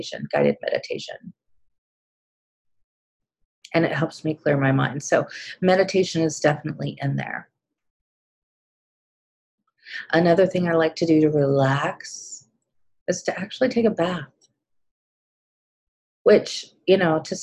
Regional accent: Kansas City, United States; here in my hometown, the last one that I attended, and it was in Kansas City

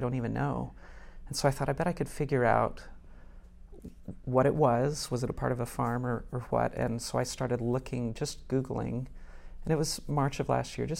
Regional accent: Tennessee, United States; moved away as an adult; also born or lived in North Woburn, Massachusetts; now in Wilmington, United States; No, I'm from Tennessee.

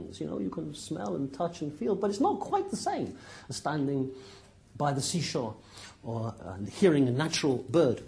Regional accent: Plymouth, South West England, United Kingdom; accent: West Country; now in Cambridge, United Kingdom; I was brought up in Plymouth

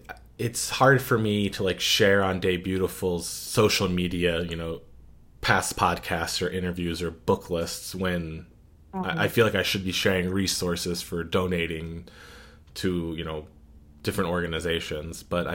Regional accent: Pennsylvania, United States

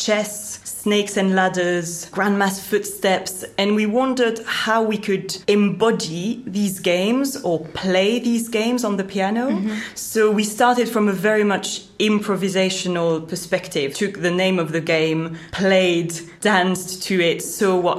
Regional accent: Belgium; moved away as an adult; now in London, United Kingdom; I grew up in Belgium

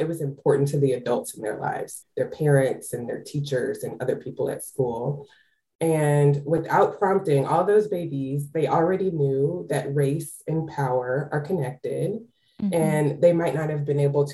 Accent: Texas, United States; I started doing this work as an advocate in my home state of Texas

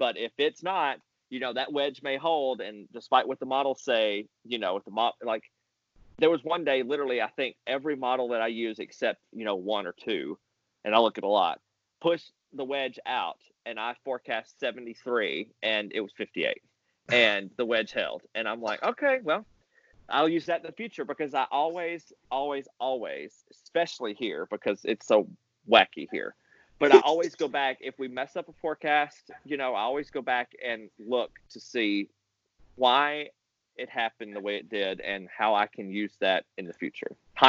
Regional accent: Mississippi, United States; I came from Mississippi where cold air advection won because there was no mountains to come over.

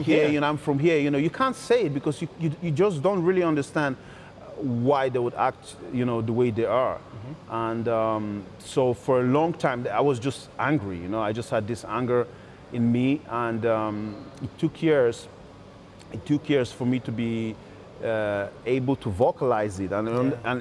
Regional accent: Gdańsk, Pomeranian Voivodeship, Poland; also born or lived in Nigeria (ancestry); I'm from Gdańsk. I lived in one part of Gdańsk. That's where I lived from when I was 9 years old

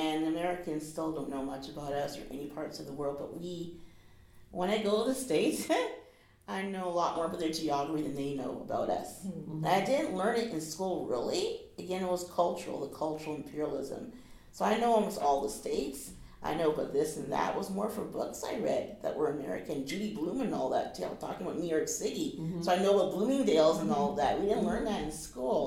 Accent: Canada

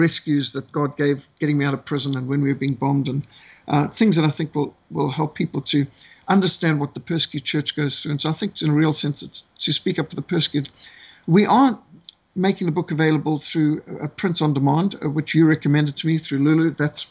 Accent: Zimbabwe; I was brought up in Rhodesia, the old world.

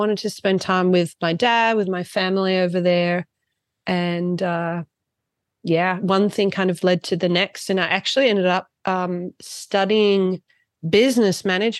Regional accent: Torquay, Victoria, Australia; moved away as an adult; also born or lived in Geelong, Australia; now in Lech, Austria; when I was eight, I moved to Australia, moved to Torquay. Yep. My mum's Aussie. I lived in Torquay for 10 years, went to school in Geelong, and I loved it there.

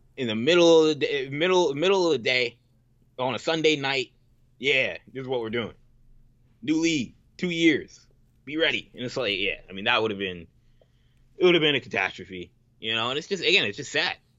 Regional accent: United States; I'm an American

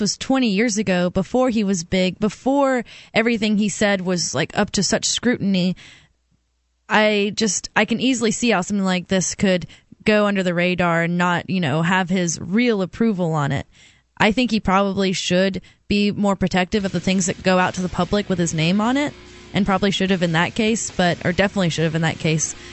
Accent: Auburn, Alabama, United States; Auburn, Alabama, which is my hometown

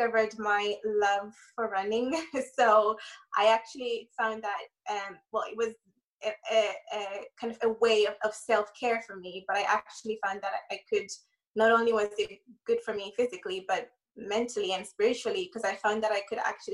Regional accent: Ireland; moved away; I grew up in Ireland, so most of my family are in Ireland

